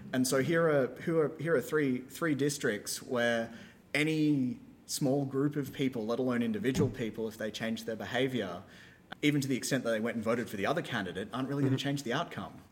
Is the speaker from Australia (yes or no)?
yes; Australia; now in United States; my home country of Australia